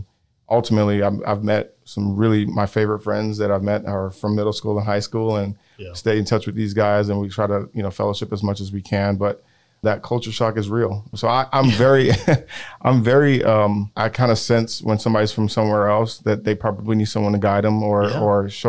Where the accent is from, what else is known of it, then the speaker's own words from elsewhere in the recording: Nigeria; now in Houston, United States; I was born here in Houston, but at a very young age, my parents took me to Nigeria, where I grew up for about the latter part of the 6 years I was there.